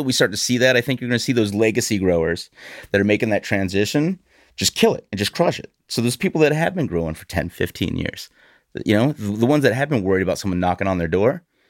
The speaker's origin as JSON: {"language": "English", "region": "Illinois", "country": "United States", "tie": "born or raised there", "lives_now": "Vermont, United States", "said": "No, not originally. Originally, I'm from Illinois. So grew up right across the river from Hannibal, Missouri, where Mark Twain was based."}